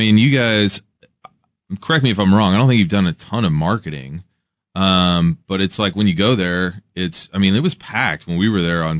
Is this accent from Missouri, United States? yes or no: yes; Kansas City, Missouri, United States; I'm from Kansas City